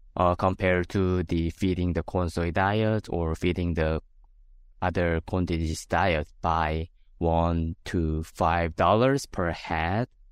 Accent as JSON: {"language": "English", "country": "South Korea", "moved": "as an adult", "lives_now": "South Dakota, United States", "said": "I'm originally from South Korea."}